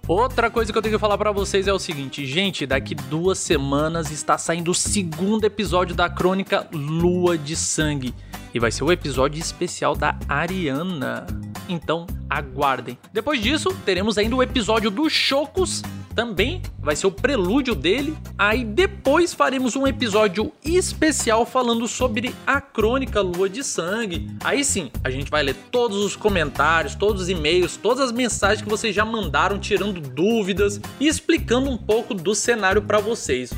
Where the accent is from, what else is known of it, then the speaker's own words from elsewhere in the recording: Brazil; eu sou brasileiro